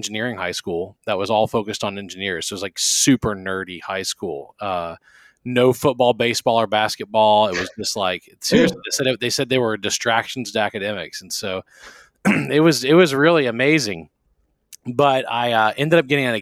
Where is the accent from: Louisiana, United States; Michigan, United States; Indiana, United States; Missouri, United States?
Louisiana, United States; Baton Rouge; moved away as an adult; also born or lived in College Station, Texas; I am from South Louisiana, Baton Rouge